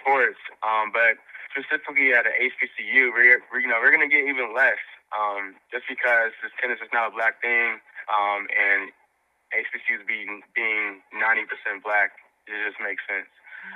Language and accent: English; Dallas, Texas, United States; I grew up in South Dallas, fairly low-income neighborhood